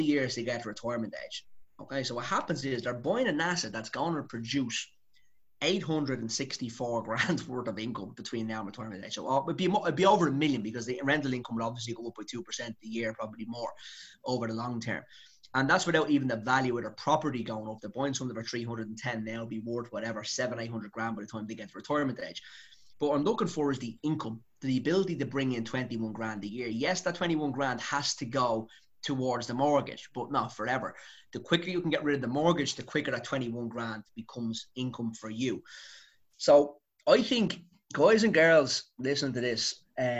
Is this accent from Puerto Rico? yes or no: no; Dublin, Leinster, Ireland; I'm from Dublin